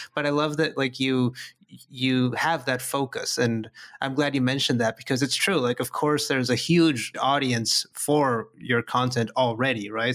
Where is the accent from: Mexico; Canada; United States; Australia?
Mexico; I'm, I'm from Mexico, and I, I live in Mexico